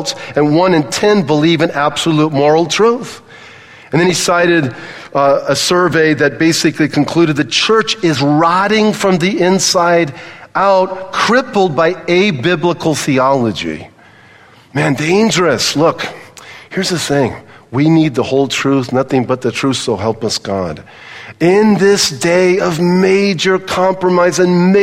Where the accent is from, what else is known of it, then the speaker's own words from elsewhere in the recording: Southern California, United States; I grew up in Southern California